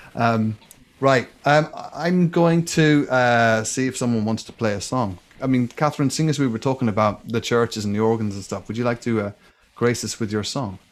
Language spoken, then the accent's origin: English; Ireland; growing up in Ireland